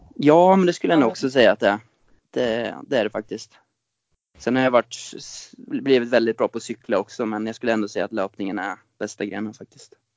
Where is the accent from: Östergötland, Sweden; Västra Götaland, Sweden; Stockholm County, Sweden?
Östergötland, Sweden; Ljungsbro; also born or lived in Norway; jag är upp, uppvuxen i eh, Ljungsbro strax utanför Linköping och det är där jag är just nu också